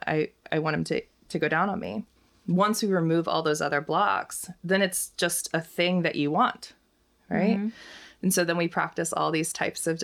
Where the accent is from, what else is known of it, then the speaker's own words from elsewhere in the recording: Oklahoma, United States; I'm from Oklahoma, and I was always like in Sunday school, and we'd go to church twice a week